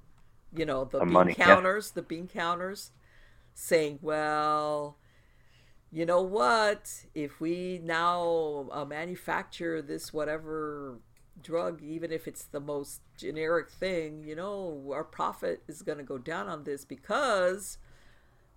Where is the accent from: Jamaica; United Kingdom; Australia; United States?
United States; also born or lived in South Florida; I'm going to speak as an American